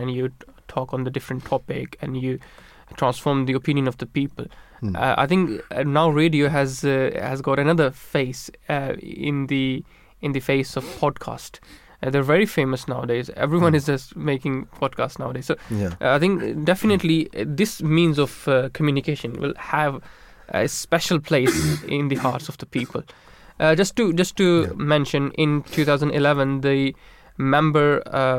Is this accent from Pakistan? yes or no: yes; Pakistan; moved away; I was born in Pakistan